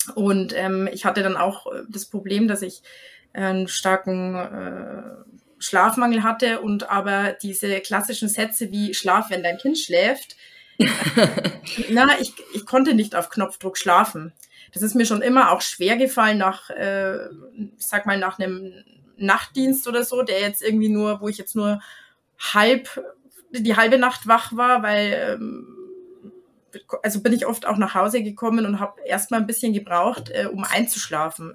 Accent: Germany; bei uns in Deutschland

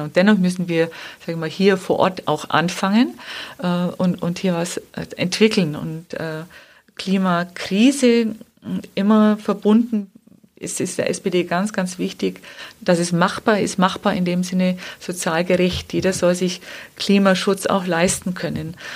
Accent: Wemding, Bavaria, Germany; dass ich selber Trainerin war dann in meiner Heimatstadt Wemding

